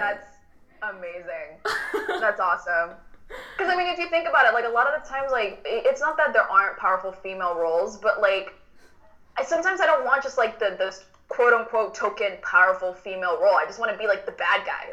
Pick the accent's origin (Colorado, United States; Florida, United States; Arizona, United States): Florida, United States; Miami; I'm a drag king from Miami, Florida. Um, I'm Cuban American.